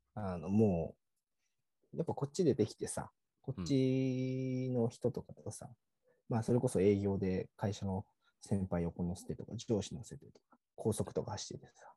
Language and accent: Japanese; Numazu, Shizuoka, Japan; moved away; 僕、駅の近くがね、実家があるんですよ